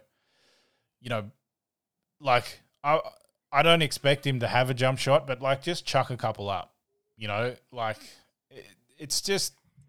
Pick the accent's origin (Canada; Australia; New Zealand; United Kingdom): Australia; moved away; where I was the foreigner as an Australian.